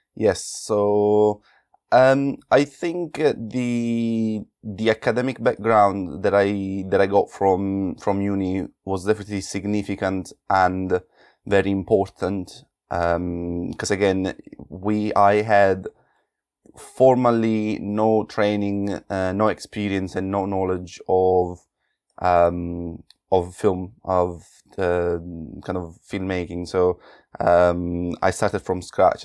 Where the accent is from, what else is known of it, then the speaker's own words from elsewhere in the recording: Naples, Campania, Italy; moved away; coming from Naples in southern Italy